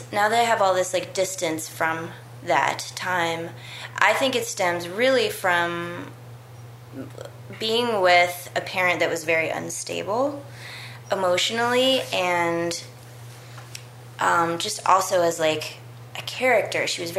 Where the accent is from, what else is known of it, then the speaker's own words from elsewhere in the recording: Berkeley, California, United States; also born or lived in New Haven, Connecticut; When I was about 2 years old, my mom moved us to Berkeley, from Connecticut, which is where I was born in New Haven.